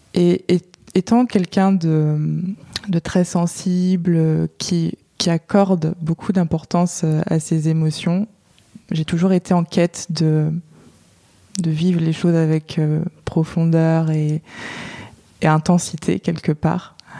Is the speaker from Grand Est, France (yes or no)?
no; Touraine, Centre-Val de Loire, France; moved away as an adult; now in Paris, France; Je viens de France, j'ai vécu euh, en Touraine, donc dans le centre de la France, et je vis à Paris depuis 4 ans maintenant.